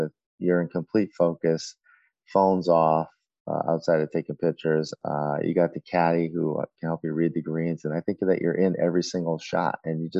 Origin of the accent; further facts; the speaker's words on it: Connecticut, United States; I'm from Connecticut